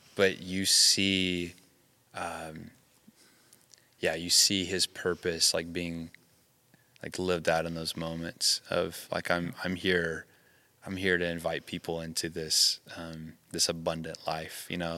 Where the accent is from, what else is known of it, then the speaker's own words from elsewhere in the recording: the South, United States; moved away; I grew up in the South